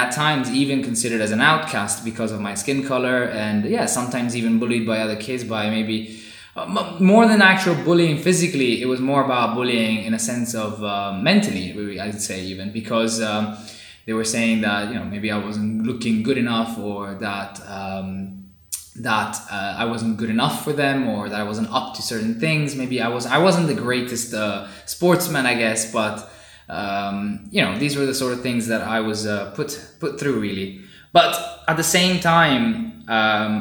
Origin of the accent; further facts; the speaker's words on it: Rome, Lazio, Italy; moved away as an adult; also born or lived in India / South India / Southampton, United Kingdom / Coventry, United Kingdom; now in Cambridge, United Kingdom; I was born in India and immediately, a short while after, about 3 months in, I moved to Italy, to Rome, where my parents were already living. So I've been in Italy for my whole life, basically, until I was 18 years old.